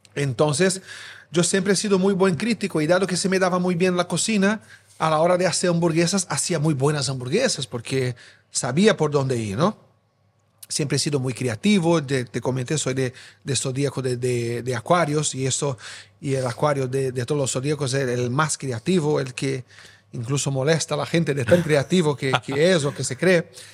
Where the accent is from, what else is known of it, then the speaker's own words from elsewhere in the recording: São Paulo, Brazil; Spanish is a second language; moved away as an adult; now in Spain; Brasileño, nacido y crecido en São Paulo